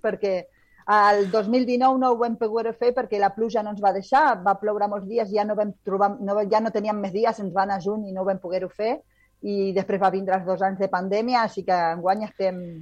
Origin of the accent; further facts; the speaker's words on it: Rosario, Santa Fe, Argentina; moved away; jo sóc nascuda a Rosario i a Rosario, Argentina